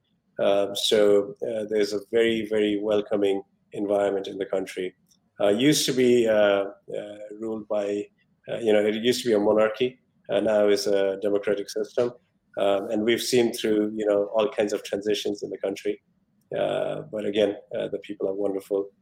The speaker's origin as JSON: {"language": "English", "country": "Nepal", "tie": "born or raised there", "moved": "yes", "lives_now": "Rutherford, United States", "said": "I was born in Nepal. You know, I'm very proud of my roots"}